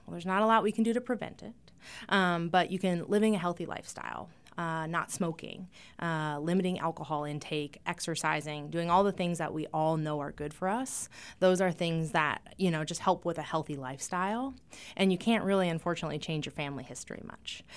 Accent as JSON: {"language": "English", "region": "eastern Montana", "country": "United States", "tie": "born or raised there", "also_born_or_lived": "North Dakota / Seattle, Washington", "moved": "as an adult", "lives_now": "Rapid City, United States", "said": "I was born in North Dakota, but I grew up in eastern Montana in a small town."}